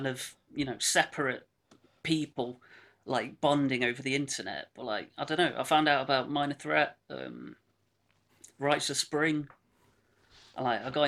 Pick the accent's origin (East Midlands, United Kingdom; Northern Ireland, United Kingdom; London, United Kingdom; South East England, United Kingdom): East Midlands, United Kingdom; Bestwood Village; moved away as an adult; also born or lived in Manchester / Netherlands; now in Hucknall, United Kingdom; I was brought up in a village called Bestwood Village